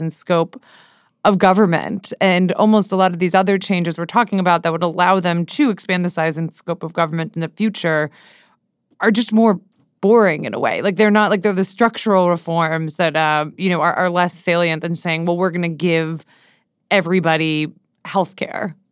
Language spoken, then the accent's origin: English; Seattle, Washington, United States; moved away as an adult; now in Washington, D.C., United States; my, like, friends where I grew up in Seattle